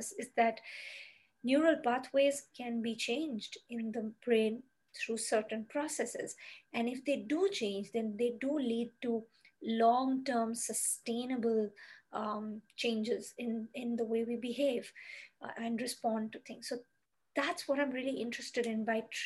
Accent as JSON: {"language": "English", "town": "Kolkata", "region": "West Bengal", "country": "India", "tie": "born or raised there", "also_born_or_lived": "Mumbai", "moved": "as an adult", "said": "I moved from my hometown, which was Calcutta in India, to Mumbai."}